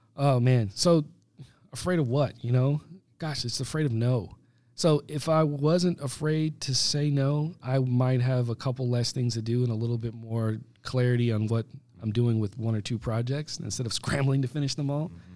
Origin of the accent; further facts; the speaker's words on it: United States; as an American